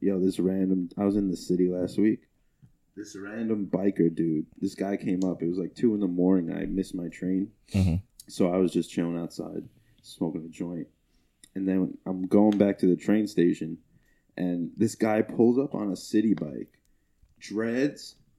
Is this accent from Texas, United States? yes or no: no; Long Island, New York, United States; where are you from? I was like, Long Island.